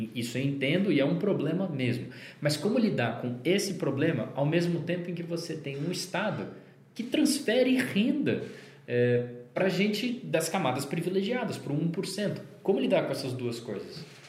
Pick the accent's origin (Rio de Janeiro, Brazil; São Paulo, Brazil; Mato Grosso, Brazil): São Paulo, Brazil; moved away as an adult; also born or lived in Brasília; quando eu saí de São Paulo, onde eu nasci e morei, e fui morar em Brasília, onde eu passei sete anos da minha vida